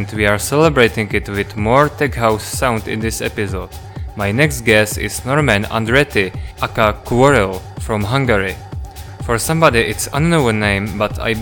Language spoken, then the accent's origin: English; Plzeň, Plzeň Region, Czechia; my hometown Pilsen